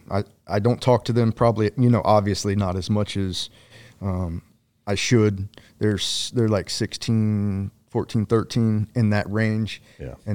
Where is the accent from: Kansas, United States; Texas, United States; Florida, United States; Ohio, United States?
Ohio, United States; below Columbus; Ohio. Ohio. What mm. uh, what part? Like South Central, uh, below Columbus, maybe 45 minutes. Cornfield, small place.